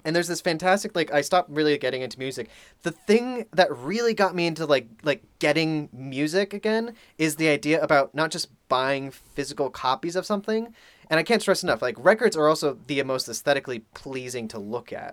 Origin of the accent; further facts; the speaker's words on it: East Coast, United States; moved away as an adult; now in Los Angeles, United States; we're from the East Coast